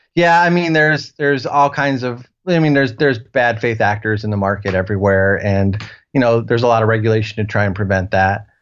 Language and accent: English; Ohio, United States; moved away; also born or lived in Nashville; I'm from Ohio originally